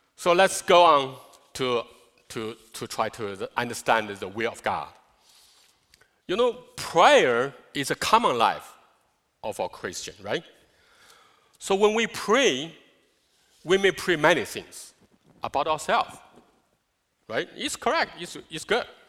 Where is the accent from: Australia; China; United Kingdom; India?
China; English is a second language; now in United States; China, I'm from China.